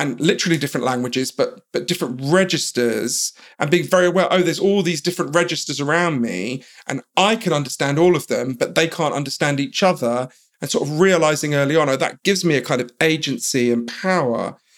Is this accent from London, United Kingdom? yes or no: yes; London, United Kingdom; But I grew up in London, in a kind of middle-class suburb of London. And quite early on, I sort of realized that my parents were from somewhere else